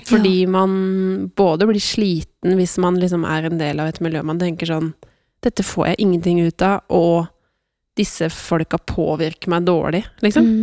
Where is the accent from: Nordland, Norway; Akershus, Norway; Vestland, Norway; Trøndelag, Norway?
Akershus, Norway; Sørumsand; Jeg kommer fra Sørumsand